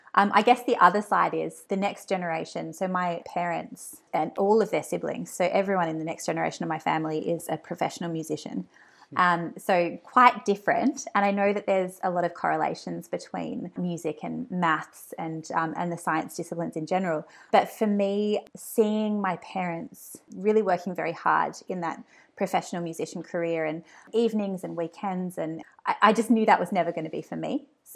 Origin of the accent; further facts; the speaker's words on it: Hobart, Tasmania, Australia; In Tassie, yeah. It was a fantastic place to grow up. I lived in Hobart with my family, and it's just a really beautiful, very quiet life.